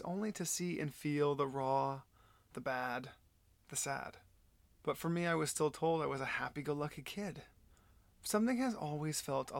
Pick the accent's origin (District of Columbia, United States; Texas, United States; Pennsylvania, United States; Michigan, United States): Texas, United States; Flower Mound; also born or lived in Del Rio, Texas / San Antonio, Texas / Dallas, Texas; I was born and raised in Texas. I was born in Del Rio, then moved to San Antonio, and then moved to Dallas because my parents got divorced when I was 5